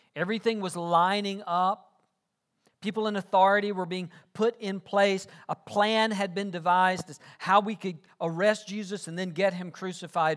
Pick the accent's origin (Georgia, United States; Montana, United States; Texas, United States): Georgia, United States; South; I grew up in South Georgia.